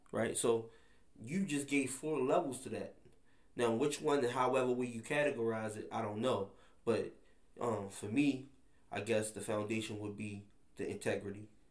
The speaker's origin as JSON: {"language": "English", "town": "Baltimore", "region": "Maryland", "country": "United States", "tie": "born or raised there", "said": "growing up in Baltimore"}